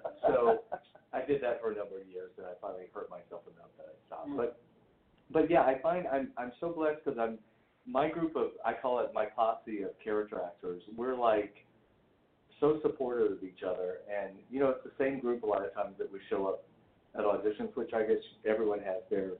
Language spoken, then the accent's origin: English; the South, United States; even though I grew up in the South and I shot a shotgun